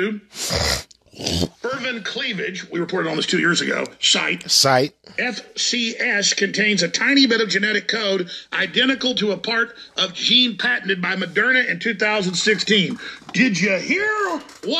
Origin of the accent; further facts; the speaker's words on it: Dallas, Texas, United States; My hometown, Dallas